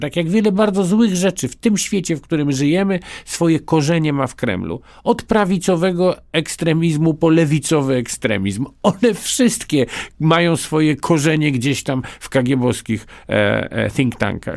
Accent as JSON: {"language": "Polish", "country": "Poland", "first_language": "Polish", "said": "urodziłem się Polakiem i umrę Polakiem i niezależnie od tego, jak bardzo głęboko jest we mnie język rosyjski, a niestety jest, zawsze będzie moim pierwszym językiem język polski"}